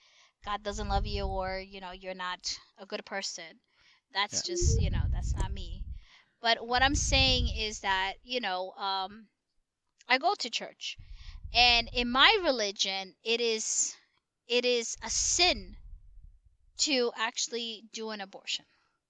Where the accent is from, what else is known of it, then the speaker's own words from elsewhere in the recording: New York, United States; we're actually from New York